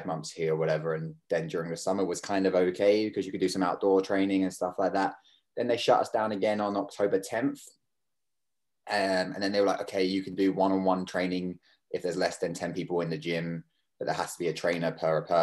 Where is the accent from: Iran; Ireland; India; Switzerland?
Ireland; Kerry, Munster; accent: kind of weird accent; moved away as an adult; also born or lived in London; now in Toronto, Canada; I grew up in Kerry